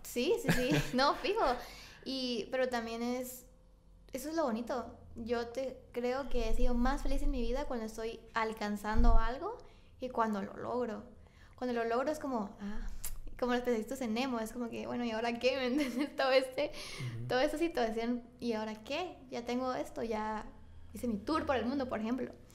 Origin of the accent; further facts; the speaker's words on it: Guatemala; ni siquiera me fui de Centroamérica